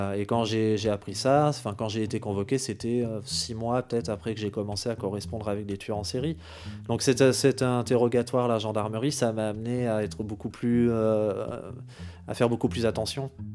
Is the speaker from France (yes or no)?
yes; France; chez nous en France